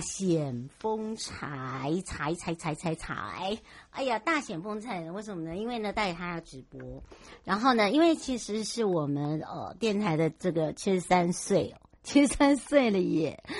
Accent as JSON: {"language": "Chinese", "region": "Hualien County", "country": "Taiwan", "tie": "born or raised there", "said": "花莲，我的故乡"}